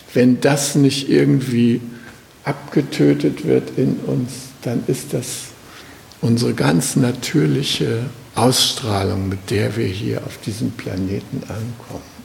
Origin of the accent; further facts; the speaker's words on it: Germany; ich bin äh, aus Deutschland oder aus Westdeutschland